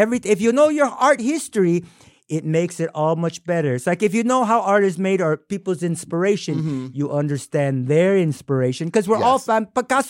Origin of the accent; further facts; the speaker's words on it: San Diego, California, United States; And I am from San Diego, California, so it's my hometown, so I'll be home for Christmas